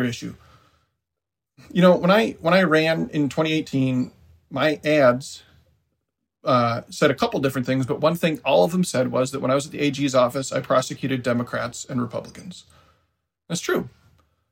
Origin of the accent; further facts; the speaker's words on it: Decorah, Iowa, United States; my hometown, Decorah, is in northeast Iowa